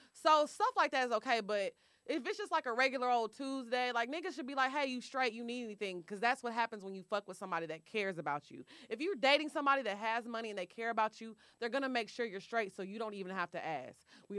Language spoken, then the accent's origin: English; New England, United States; I'm also from New England, adding that in for context because the men are worlds different than in Atlanta.